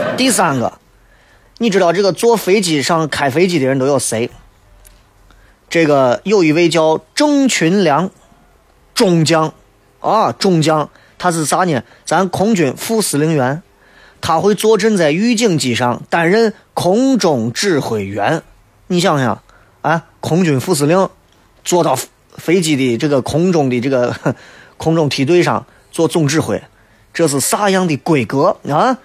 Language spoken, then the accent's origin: Chinese; China; 作为一个中国人来讲